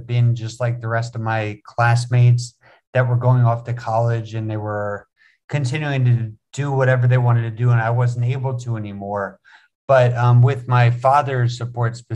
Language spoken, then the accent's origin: English; West Windsor, New Jersey, United States; moved away as an adult; now in Bangkok, Thailand; I'm originally from West Windsor, Princeton area, New Jersey. I was born and raised in New Jersey